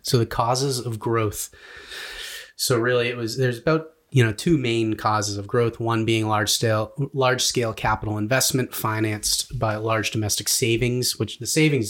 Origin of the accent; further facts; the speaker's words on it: United States; we come from America, which is like hyper capitalistic